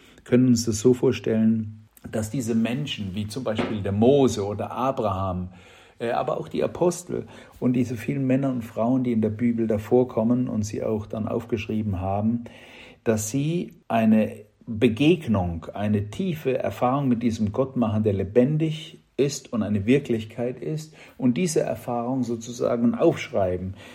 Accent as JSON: {"language": "German", "country": "Germany", "said": "bei uns in Deutschland"}